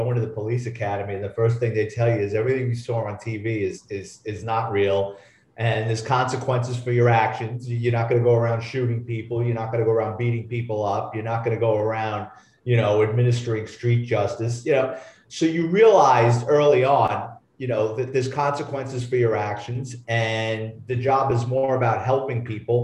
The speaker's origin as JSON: {"language": "English", "town": "New York City", "region": "New York", "country": "United States", "tie": "born or raised there", "said": "I'm a Bronx kid. I grew up in New York City, lower middle class family"}